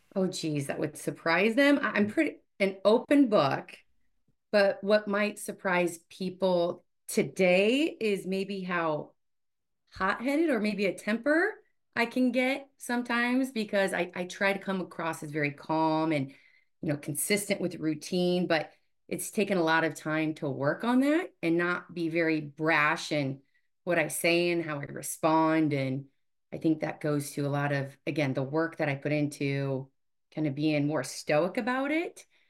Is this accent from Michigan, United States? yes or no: no; Omaha, Nebraska, United States; born and raised in Omaha, and I am one of nine children